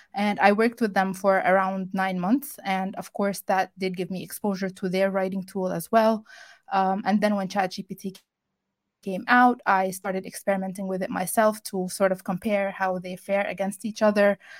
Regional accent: Egypt; I am from Egypt

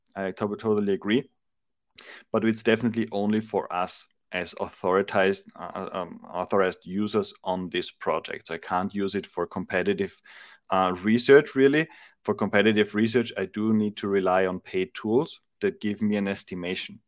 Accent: Austria; now in Madrid, Spain; I'm originally from Austria, uh, in Europe. uh, based in Madrid in Spain.

